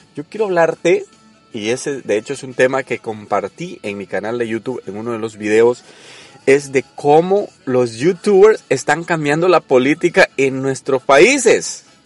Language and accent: Spanish; El Salvador; yo soy salvadoreño